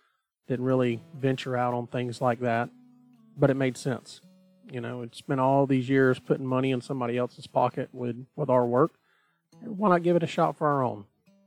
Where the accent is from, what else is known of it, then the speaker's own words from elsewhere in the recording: Southeast Georgia, United States; I was born here in Southeast Georgia, and that's where I've spent the majority of my life